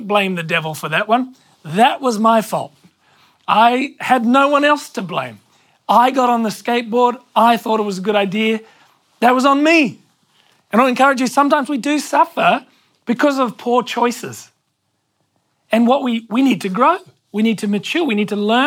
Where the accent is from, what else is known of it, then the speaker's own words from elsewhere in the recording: Hornsby, New South Wales, Australia; I grew up in Hornsby until I was about 10